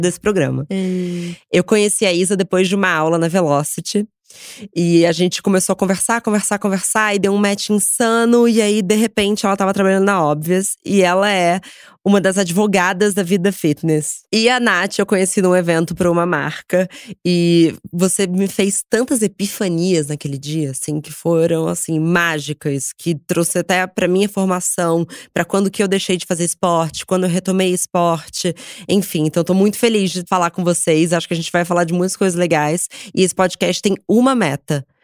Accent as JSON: {"language": "Portuguese", "region": "Rio de Janeiro", "country": "Brazil", "tie": "born or raised there", "moved": "yes", "lives_now": "São Paulo, Brazil", "said": "eu cresci no Rio"}